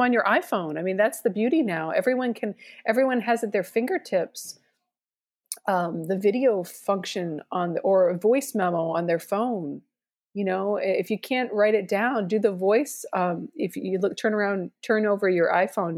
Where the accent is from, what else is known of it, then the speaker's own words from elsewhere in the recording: Boston, Massachusetts, United States; moved away; also born or lived in Arkansas; I'm from Boston